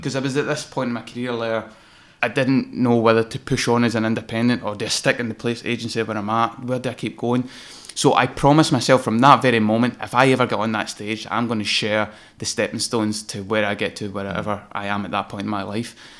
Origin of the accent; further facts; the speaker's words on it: Greenock, Scotland, United Kingdom; moved away as an adult; also born or lived in London; working from my hometown, which is Gurruck in Inverclyde, beautiful little coastal